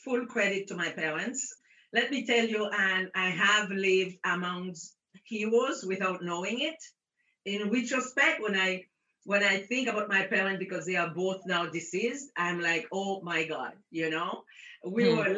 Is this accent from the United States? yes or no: no; Haiti; moved away as an adult; now in Montreal, Canada; I was born in Haiti under a dictatorship of Papa Doc. I spent my formative years under that dictatorship until I started with my family migrating to Canada in the 60s